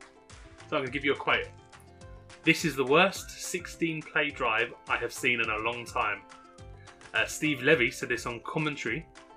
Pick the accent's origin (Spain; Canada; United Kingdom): United Kingdom; England